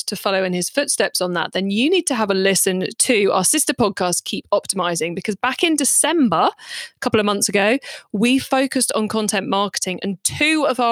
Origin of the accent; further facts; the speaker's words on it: United Kingdom; I'm British